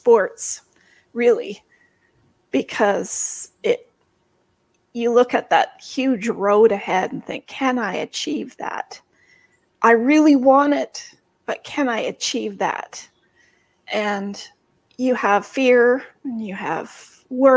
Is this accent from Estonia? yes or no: no; Canada; I'm Canadian